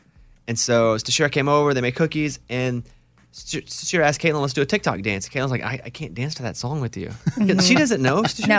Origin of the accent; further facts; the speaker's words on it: Arkansas, United States; I was a little more WCW because they were from Atlanta and I was from Arkansas.